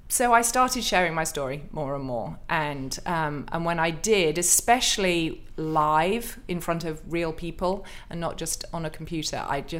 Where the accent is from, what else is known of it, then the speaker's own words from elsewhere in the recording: United Kingdom; I'm a Brit. I've got a stiff and perfectly waxed upper lip.